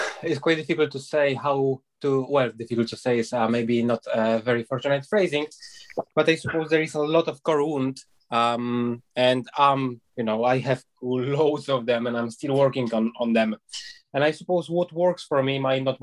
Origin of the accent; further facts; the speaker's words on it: Poland; moved away as an adult; I was born and raised in Poland and I spent there first 19 years of my life, and I moved out